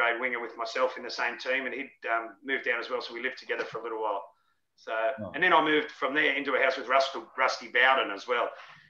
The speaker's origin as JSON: {"language": "English", "town": "Sydney", "region": "New South Wales", "country": "Australia", "tie": "born or raised there", "also_born_or_lived": "Melbourne", "moved": "as an adult", "said": "I grew up in Western Sydney in a place called Liverpool or Moorbank in Liverpool. Pretty, not a really well-off area"}